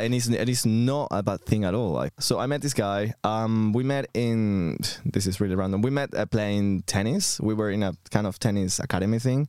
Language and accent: English; Venezuela; moved away as an adult; now in London, United Kingdom; I'm coming from Venezuela. I've been in London for the last nine years